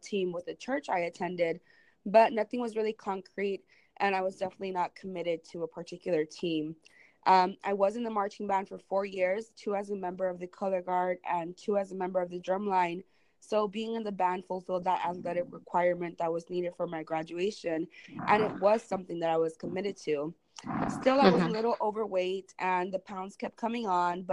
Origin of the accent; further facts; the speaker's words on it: Raymondville, Texas, United States; also born or lived in San Marcos, Texas; my hometown, Raymondville, Texas, which is down in the Rio Grande Valley at the southernmost tip of Texas